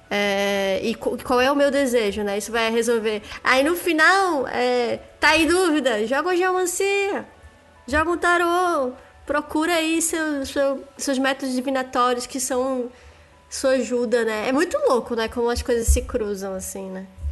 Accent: Northeast Region, Brazil; eu sou, eu sou do Nordeste

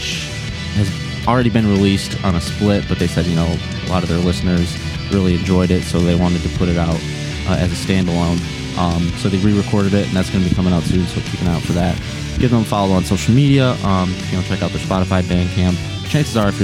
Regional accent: Detroit, Michigan, United States; I'm from the Detroit area

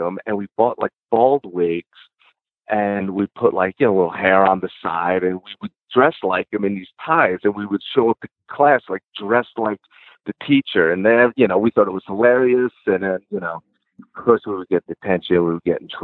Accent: Jersey City, New Jersey, United States; I grew up in Jersey City

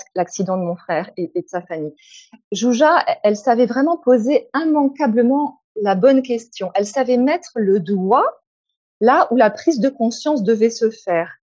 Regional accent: France; moved away as an adult; also born or lived in Hungary; je suis française ou je suis hongroise

